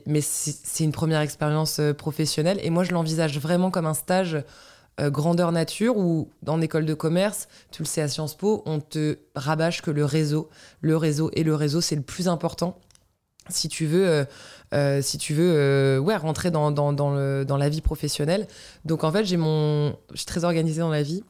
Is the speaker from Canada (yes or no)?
no; Breton, Brittany, France; en tant que bretonne